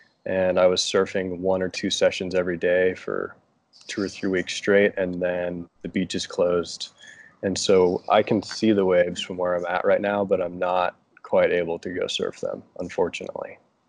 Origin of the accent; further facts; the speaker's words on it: Grand Lake, Colorado, United States; moved away as an adult; also born or lived in Steamboat Springs, Colorado; I'm from Colorado, and I've lived in many different mountain communities in Colorado, currently residing in Steamboat Springs. And my hometown is about 2 hours east of Steamboat Springs, in a town called Grand Lake